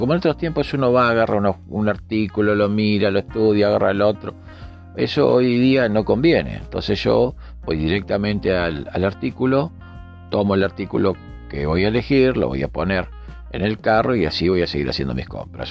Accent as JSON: {"language": "Spanish", "region": "Montevideo", "country": "Uruguay", "said": "mi país, desde Montevideo, en Uruguay"}